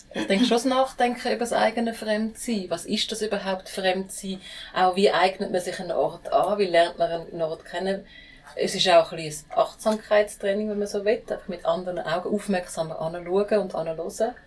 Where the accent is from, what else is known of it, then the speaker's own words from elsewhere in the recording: United States; now in Switzerland; bei mir in den USA auch funktioniert. Da, wo ich herkomme.